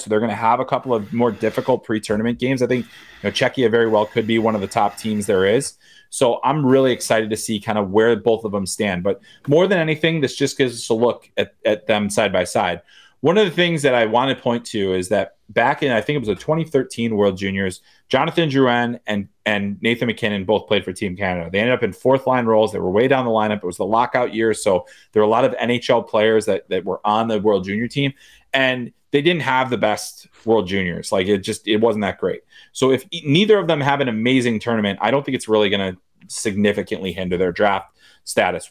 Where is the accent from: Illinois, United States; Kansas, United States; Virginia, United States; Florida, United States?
Illinois, United States; Chicago; I'm from Chicago. I grew up a Bears fan.